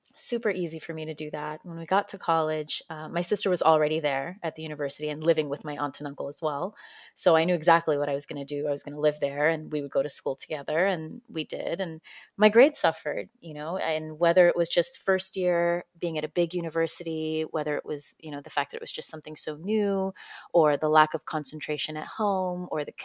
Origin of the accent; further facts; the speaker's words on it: Fresno, California, United States; Yeah, I spent most of my time in Fresno.